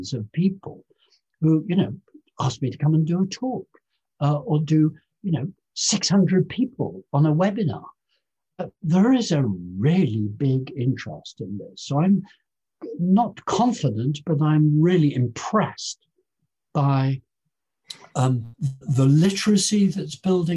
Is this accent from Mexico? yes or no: no; Lincolnshire, East Midlands, United Kingdom; I was born in Lincolnshire